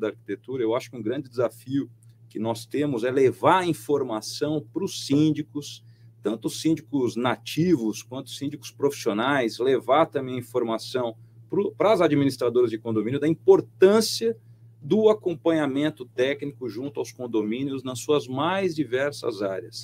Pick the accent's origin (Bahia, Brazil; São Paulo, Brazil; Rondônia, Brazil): São Paulo, Brazil; Mogi das Cruzes; Mogi das Cruzes, de onde eu sou